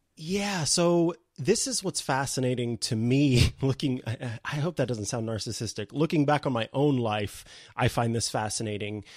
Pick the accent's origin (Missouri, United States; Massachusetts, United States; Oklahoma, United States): Missouri, United States; St. Joseph; also born or lived in Columbia, Missouri; a local radio station in my hometown of Saint Joseph, Missouri